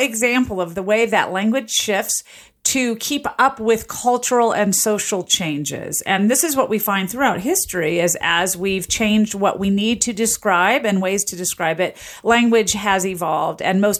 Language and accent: English; Southern US, United States; I grew up in the South, and we would say police, police.